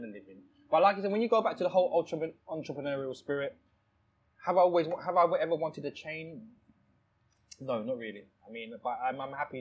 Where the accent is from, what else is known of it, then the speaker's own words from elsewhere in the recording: Thailand; now in United Kingdom; I was born in Thailand. Yeah. I was born in Thailand